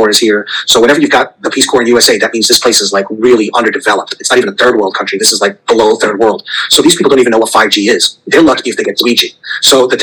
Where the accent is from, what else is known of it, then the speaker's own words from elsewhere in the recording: United States; moved away; I am an American refugee